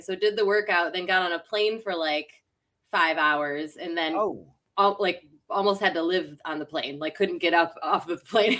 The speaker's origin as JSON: {"language": "English", "region": "Western New York", "country": "United States", "moved": "yes", "lives_now": "Tampa, United States", "said": "I'm from Western New York. Live in Tampa, Florida right now. I escaped the cold weather."}